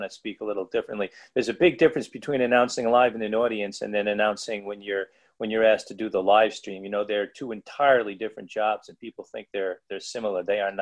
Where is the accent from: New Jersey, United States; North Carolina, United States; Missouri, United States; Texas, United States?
New Jersey, United States; also born or lived in New York; I was born in New York, but I grew up in New Jersey